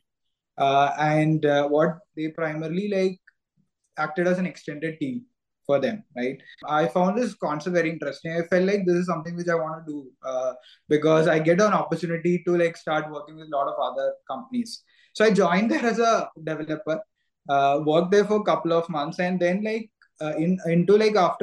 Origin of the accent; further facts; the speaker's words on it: Kerala, India; moved away as an adult; also born or lived in Bangalore; I'm also natively from Kerala